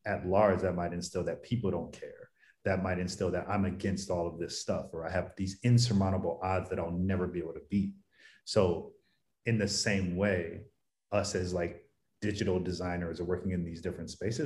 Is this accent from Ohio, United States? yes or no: yes; Cleveland, Ohio, United States; also born or lived in Maryland / New York / Philadelphia; now in San Diego, United States; I live in San Diego now, but I'm originally from Cleveland, went to school in Maryland